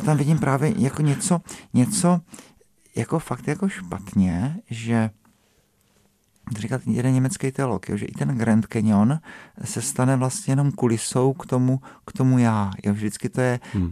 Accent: South Moravian Region, Czechia; now in Prague, Czech Republic; já jsem z Moravy, ne, tak já jsem z té Jižní Moravy

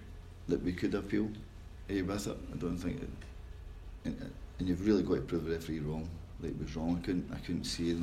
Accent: Scotland, United Kingdom; being Scottish, because people think we talk funny up there

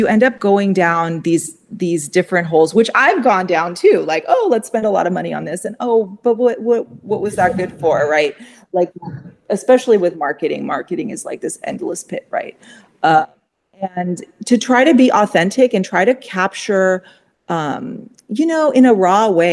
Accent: Pasadena, California, United States; I grew up in Pasadena

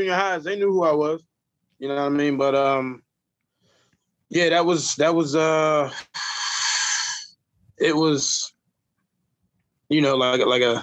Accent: Hatfield, Pennsylvania, United States; also born or lived in North Philadelphia; we moved to Hatfield when I was, I think I was about 8 when we moved over here

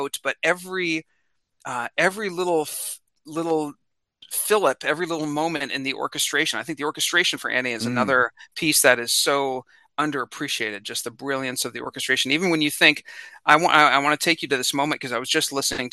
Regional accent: Independence, Missouri, United States; I grew up in Independence, Missouri, and it's a suburb of Kansas City.

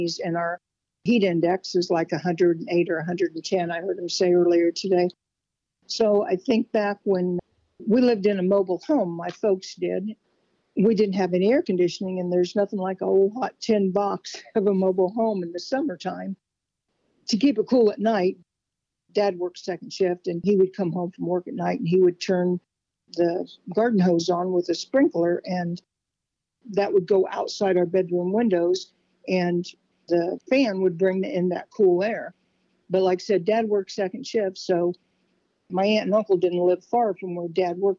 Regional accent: Fulton County, Illinois, United States; also born or lived in Canton, Illinois / Little America, Illinois; Fulton County, Illinois. Never was far from Fulton County, Illinois my whole life

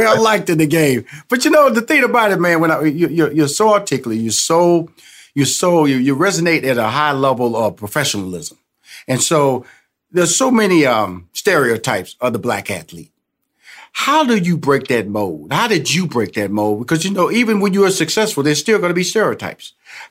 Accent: Houston, Texas, United States; I'm originally from Houston, Texas, so I got to see the trade of James Harden to Houston.

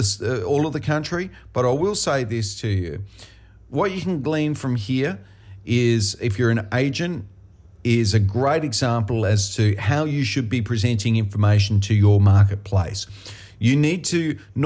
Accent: South Australia, Australia

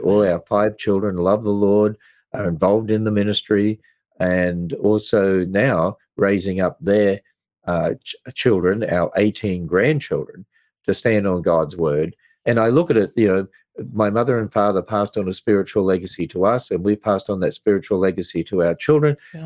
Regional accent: Queensland, Australia; moved away; I was brought up in Australia, which is a fairly pagan country

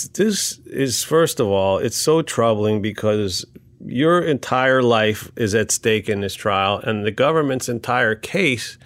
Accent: United States; as an American

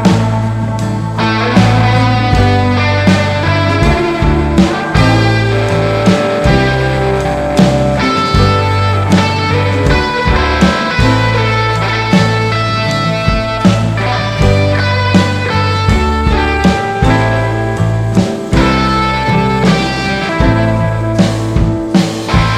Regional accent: Irvine, California, United States; also born or lived in Newport Beach / San Francisco; I grew up in Southern California in Irvine and then Newport Beach, and I moved up to San Francisco in 2000

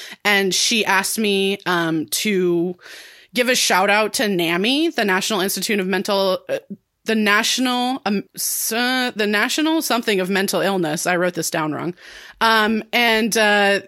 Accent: Santa Cruz, California, United States; the Lost Boys was filmed in my hometown of Santa Cruz, California

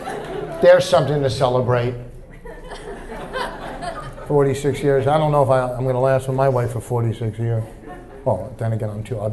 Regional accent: New Jersey, United States; You know, I'm a Jew from New Jersey, you know.

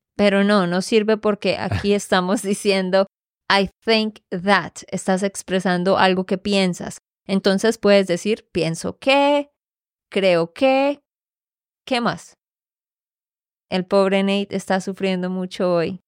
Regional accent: Santander, Colombia; de Santander, Colombia

